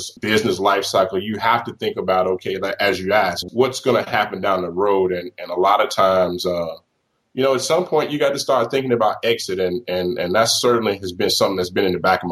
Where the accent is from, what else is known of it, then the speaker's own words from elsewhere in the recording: Mississippi, United States; moved away; I'm originally from Mississippi